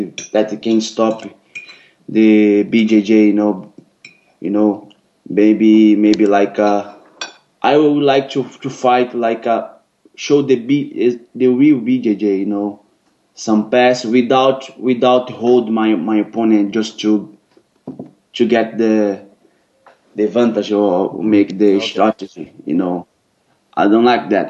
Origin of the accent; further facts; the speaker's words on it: Rio de Janeiro, Brazil; English is a second language; moved away; I grew up in Rio in the same neighbor, the same slum of FIFO